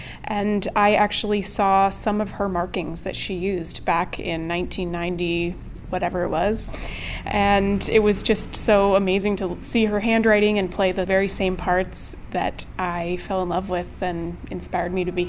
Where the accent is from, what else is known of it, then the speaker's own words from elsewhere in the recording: Pittsburgh, Pennsylvania, United States; now in Toronto, Canada; it was recorded with the Pittsburgh Symphony, which is my hometown.